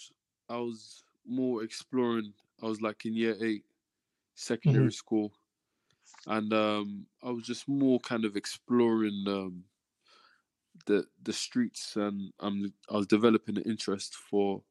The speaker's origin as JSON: {"language": "English", "region": "London", "country": "United Kingdom", "tie": "born or raised there", "said": "my heritage is Nigerian, but I was born in London, first generation over here in the UK. And so southeast London, Woolworth, Peckham area, that's where I grew up"}